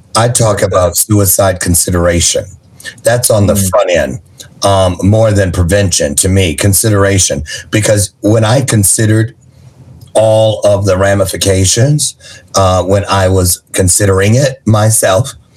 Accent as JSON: {"language": "English", "town": "Niles", "region": "Michigan", "country": "United States", "tie": "born or raised there", "also_born_or_lived": "Berrien Springs, Michigan", "said": "raised in Niles"}